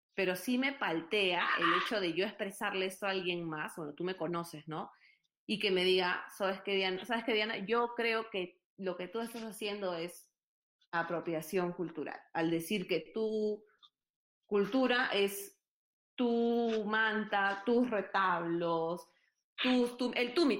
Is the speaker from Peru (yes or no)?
yes; Lima, Peru; now in Texas, United States; Yo soy de Lima, mi papá es de Lima, su familia es de Italia